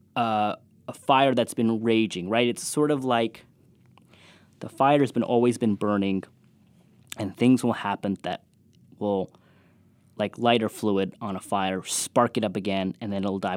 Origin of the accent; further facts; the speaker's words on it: California, United States; moved away; growing up in California